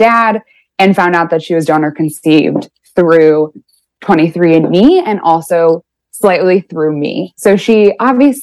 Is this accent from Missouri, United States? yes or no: no; Chicago, Illinois, United States; I am 25 and I am from Chicago